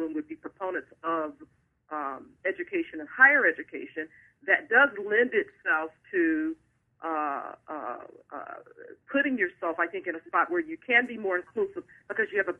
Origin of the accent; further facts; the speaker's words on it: Pullman, Michigan, United States; moved away; also born or lived in Chicago, Illinois; I was raised in Pullman, Michigan